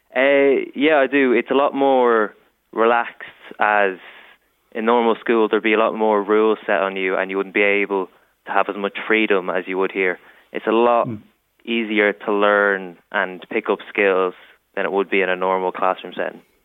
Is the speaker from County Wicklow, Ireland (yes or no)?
no; County Meath, Ireland; I'm from Meath